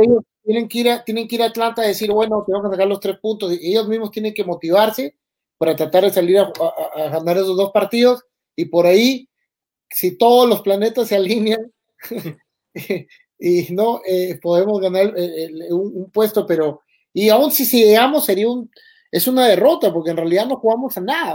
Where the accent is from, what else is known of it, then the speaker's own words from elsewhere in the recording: Peru; como peruano